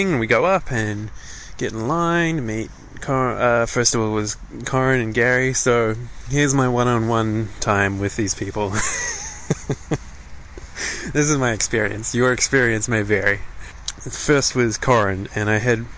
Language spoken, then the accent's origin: English; New Zealand; I'm from New Zealand